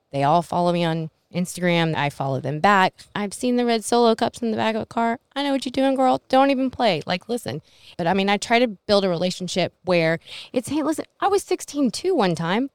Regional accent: Middleburg, United States; I grew up in Middleburg, and I was the little Asian girl

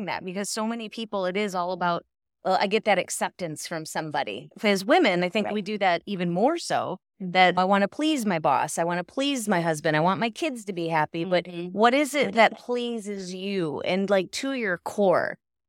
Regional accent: Michigan, United States; moved away; I was raised up in Michigan, so it was a lot different seeing the snow covered on the lights and stuff.

